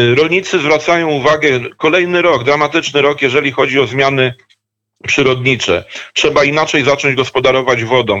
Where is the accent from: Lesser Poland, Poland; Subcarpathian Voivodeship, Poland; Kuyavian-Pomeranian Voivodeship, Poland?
Kuyavian-Pomeranian Voivodeship, Poland; Dobrzyń Land; also born or lived in Bydgoszcz / near Toruń; pochodzę z ziemi dobrzyńskiej, jednej z krain geograficznych składających się na województwo kujawsko-pomorskie